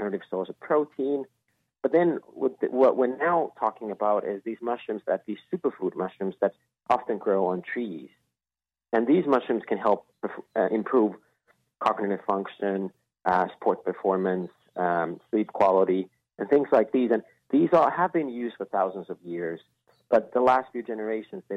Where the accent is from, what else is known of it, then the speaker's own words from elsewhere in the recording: Finland; moved away as an adult; now in Los Angeles, United States; born and raised in Finland and living in L.A.